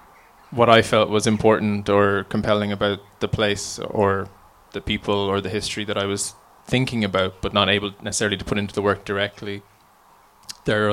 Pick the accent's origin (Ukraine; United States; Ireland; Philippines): Ireland; County Offaly; where I grew up in Offaly